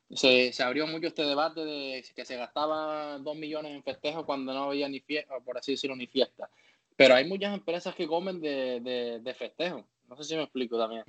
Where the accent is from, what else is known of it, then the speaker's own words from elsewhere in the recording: Canary Islands, Spain; moved away; en mi tierra